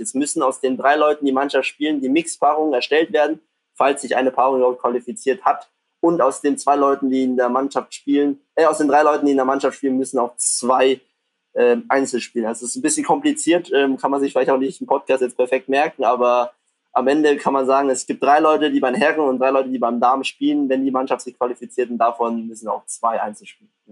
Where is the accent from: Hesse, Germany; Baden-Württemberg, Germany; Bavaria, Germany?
Baden-Württemberg, Germany; near Stuttgart; moved away as an adult; now in Düsseldorf, Germany; ich komme ja ursprünglich aus der Nähe von Stuttgart